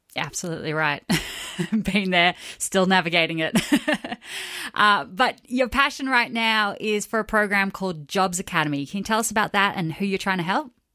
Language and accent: English; Australia; Growing up in Australia